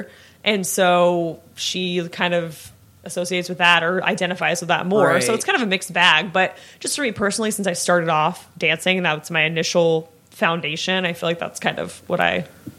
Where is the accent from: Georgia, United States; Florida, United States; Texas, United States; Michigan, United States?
Florida, United States; Daytona Beach; I grew up in Daytona Beach area.